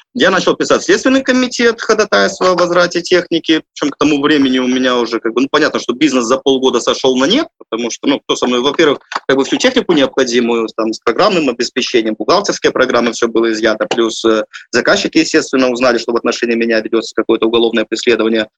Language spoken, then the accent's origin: Russian; Belarus; moved away as an adult; Я там родился, вырос, получил образование